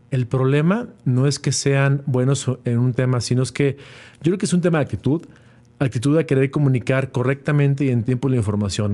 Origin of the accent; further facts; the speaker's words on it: Mexico; como mexicanos y latinoamericanos, vio una, una, capacidad para emprender porque ahora lo que producía China lo podemos hacer aquí en México